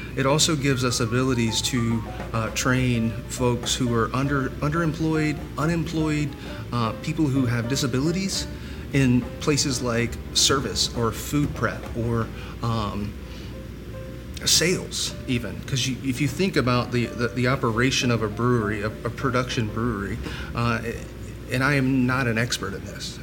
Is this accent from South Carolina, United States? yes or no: yes; Columbia, South Carolina, United States; I'm from Columbia, and we are a military town